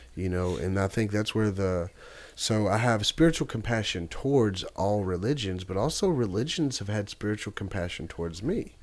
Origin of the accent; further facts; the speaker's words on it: Nashville, Tennessee, United States; I'm from Nashville, Tennessee. Love my city.